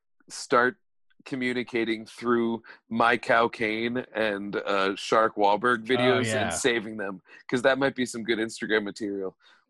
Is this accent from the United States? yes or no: no; England, United Kingdom; I'm from England.